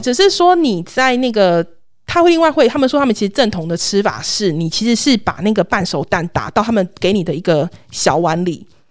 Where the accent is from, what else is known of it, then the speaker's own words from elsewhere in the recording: southern Taiwan, Taiwan; 我们南部人说的那种北醋